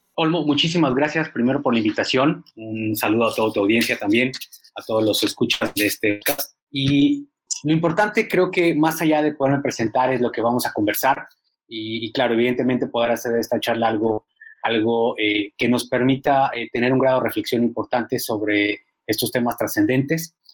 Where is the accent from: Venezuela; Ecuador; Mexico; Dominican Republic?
Mexico; nosotros como mexicanos